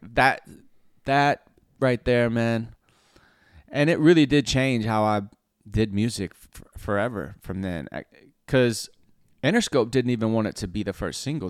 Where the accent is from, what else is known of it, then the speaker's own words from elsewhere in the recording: Cherokee County, Alabama, United States; I'm from Cherokee County, Alabama